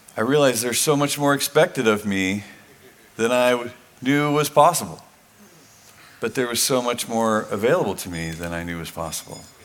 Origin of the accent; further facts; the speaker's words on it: Weaverville, California, United States; moved away as an adult; I'm from Weaverville